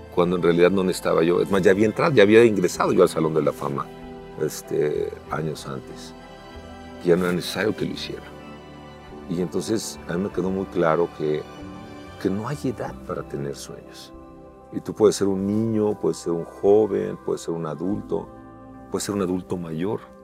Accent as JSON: {"language": "Spanish", "country": "Mexico", "also_born_or_lived": "California", "said": "Soy el primer mexicano que termina la triple corona."}